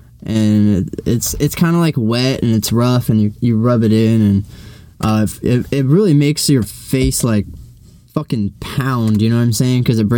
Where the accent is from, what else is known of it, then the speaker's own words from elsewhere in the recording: East Coast, United States; I mean, I'm from the East Coast, but I don't really think I have an accent.